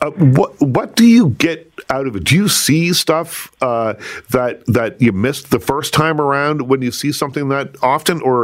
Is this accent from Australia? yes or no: no; Liverpool, Nova Scotia, Canada; I'm from the South Shore. I'm from Liverpool, Nova Scotia.